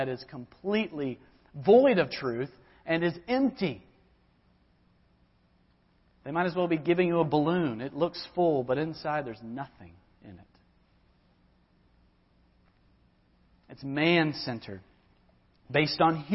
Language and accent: English; Georgia, United States; now in Lynchburg, United States; my home where I grew up in Georgia